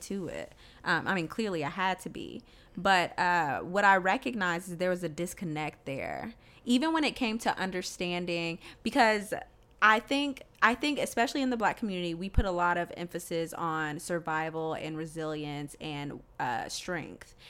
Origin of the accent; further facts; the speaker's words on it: the South, United States; moved away; also born or lived in the North (US) / Rhode Island; I grew up in the South